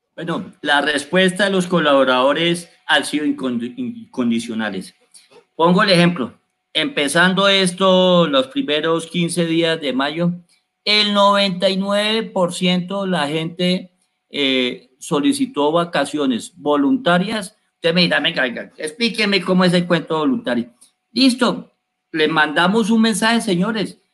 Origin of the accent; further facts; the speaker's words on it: Colombia; Nosotros los colombianos